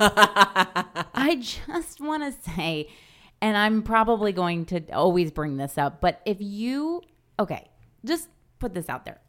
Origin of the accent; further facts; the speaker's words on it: farmland town forty minutes from Albany, New York, United States; my hometown, you know, it's like a farmland